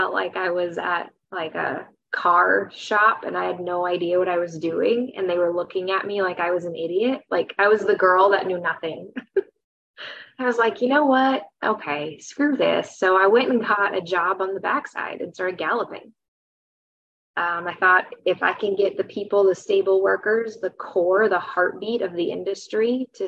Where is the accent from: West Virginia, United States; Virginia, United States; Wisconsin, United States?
Wisconsin, United States; moved away as an adult; also born or lived in St. Paul, Minnesota; I grew up in Wisconsin